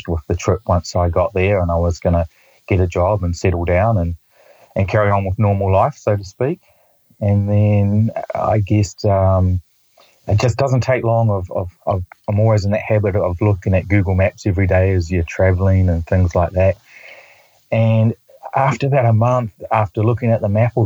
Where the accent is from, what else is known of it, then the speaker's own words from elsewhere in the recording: New Zealand; I'm from New Zealand